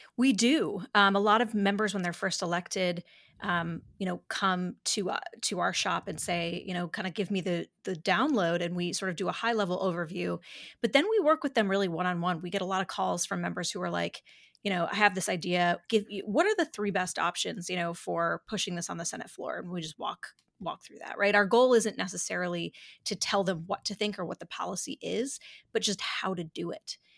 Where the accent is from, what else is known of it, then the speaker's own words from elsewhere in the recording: Dansville, New York, United States; I grew up in a little town called Dansville, New York, uh, population four thousand